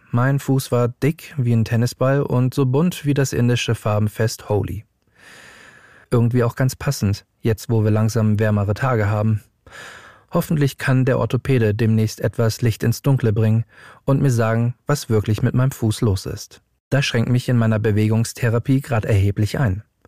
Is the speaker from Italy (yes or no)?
no; Hamburg, Germany; now in Berlin, Germany; ich bin 35 Jahre alt und gebürtiger Hamburger und lebe mittlerweile in Berlin